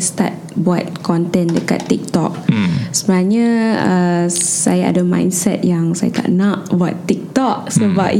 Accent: Klang, Selangor, Malaysia; I berasal dari Kelang

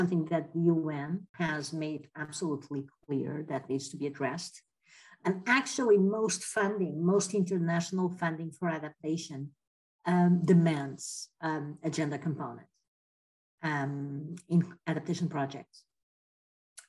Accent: Lisbon, Portugal; moved away as an adult; also born or lived in China / France / Netherlands; now in Malaysia; I'm in my hometown, Lisbon

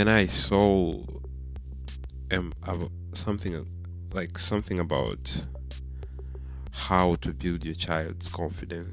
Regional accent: Tanzania; we grew up in Africa, mostly in Tanzania

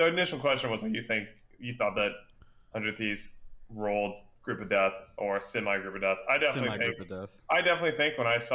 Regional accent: Dallas, Texas, United States; I'm from Dallas Fort Worth area

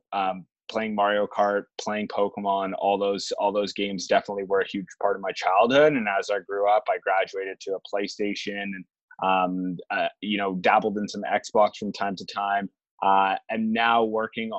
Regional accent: Toronto, Ontario, Canada; I'm Canadian, grew up, born and raised here in Toronto

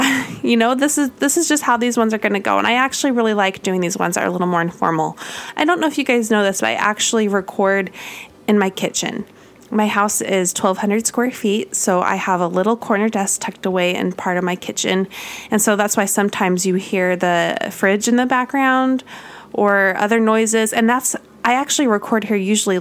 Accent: Utah, United States; moved away as an adult; also born or lived in California; I grew up in Utah

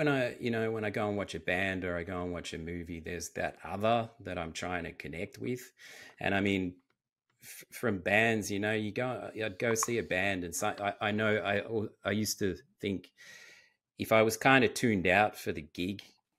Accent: Australia; I've only spent time, obviously, where I grew up in Australia and in Europe.

